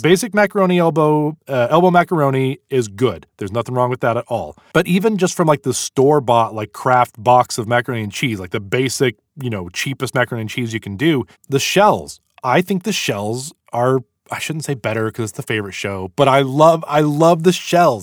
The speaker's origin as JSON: {"language": "English", "country": "United States", "said": "We're American"}